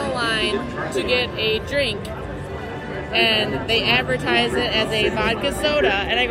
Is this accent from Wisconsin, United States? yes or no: yes; Clinton, Wisconsin, United States; now in Louisville, United States; I'm originally from Clinton, Wisconsin.